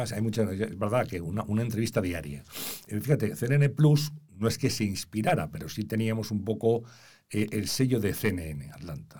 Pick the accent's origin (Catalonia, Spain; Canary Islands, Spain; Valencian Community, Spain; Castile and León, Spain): Castile and León, Spain; Valladolid; moved away as an adult; also born or lived in Madrid; yo nací en Valladolid